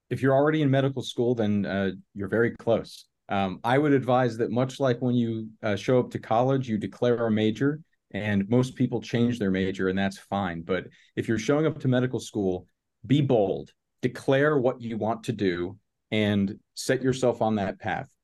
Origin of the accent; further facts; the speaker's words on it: northern Florida, United States; now in Chicago, United States; I grew up in Florida, in northern Florida, which is essentially southern Georgia